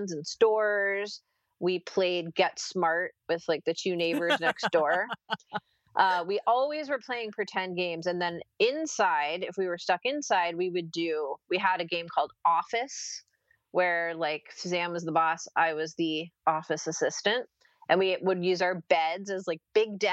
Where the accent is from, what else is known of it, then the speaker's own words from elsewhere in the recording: Princeton, New Jersey, United States; growing up in Princeton, New Jersey, my parents were both from West Virginia